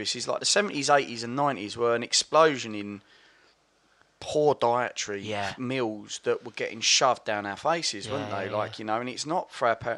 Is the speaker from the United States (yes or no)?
no; Basildon, East of England, United Kingdom; I come from Basildon.